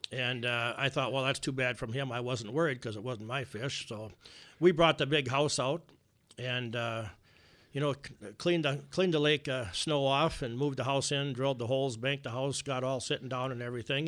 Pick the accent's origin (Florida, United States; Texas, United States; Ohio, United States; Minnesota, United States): Minnesota, United States; Alexandria; I'm from Alexandria, Minnesota